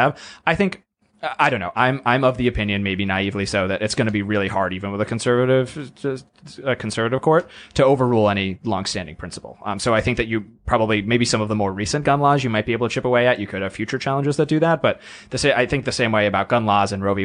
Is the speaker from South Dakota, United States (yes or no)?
no; Massachusetts, United States; now in Washington, D.C., United States; I grew up in Massachusetts